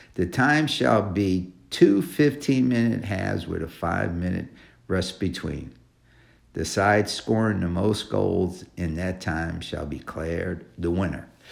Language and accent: English; New York City, New York, United States; New York City, my hometown, My home state.